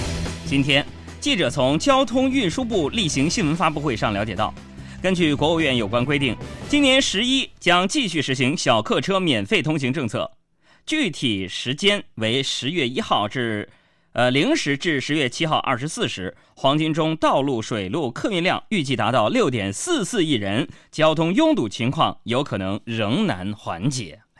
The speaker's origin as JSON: {"language": "Chinese", "town": "Hangzhou", "region": "Zhejiang", "country": "China", "tie": "born or raised there", "said": "我在杭州出生，杭州上学，杭州创业，一直都是杭州户口。一切粮油关系全在杭州某街道，做杭州佬挺好"}